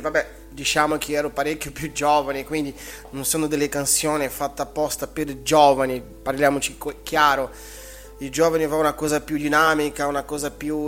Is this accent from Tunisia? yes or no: no; Brazil; io come brasiliano